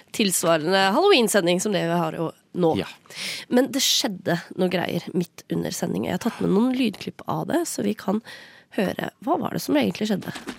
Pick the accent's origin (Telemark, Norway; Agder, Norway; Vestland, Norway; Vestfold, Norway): Vestfold, Norway; Sande; Jeg er fra Sande i Vestfold.